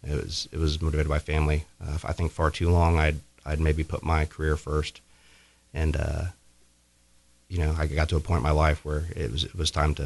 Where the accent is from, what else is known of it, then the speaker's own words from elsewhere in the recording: Johnson Township, Ripley County, Indiana, United States; moved away as an adult; also born or lived in Washington, D.C.; That's because I've been gone for 20 years. So I grew up here in Johnson Township. Went to school at South Ripley. I graduated there in 95 and went to West Point.